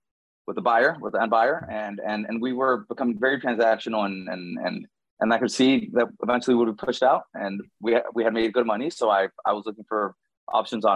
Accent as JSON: {"language": "English", "country": "Nicaragua", "tie": "born or raised there", "moved": "as an adult", "lives_now": "Miami, United States", "said": "When I was around about 6 years old, my family moved back to Nicaragua, so I did grow up down there."}